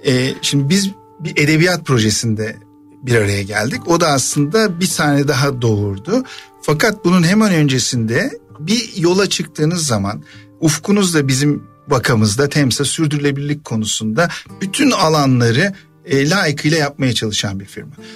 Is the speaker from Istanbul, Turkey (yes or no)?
no; Ankara, Turkey; Ankara'da doğup büyüdüm.